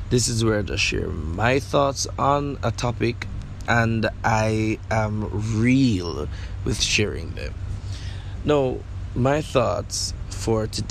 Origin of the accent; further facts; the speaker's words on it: Jamaica; I'm from Jamaica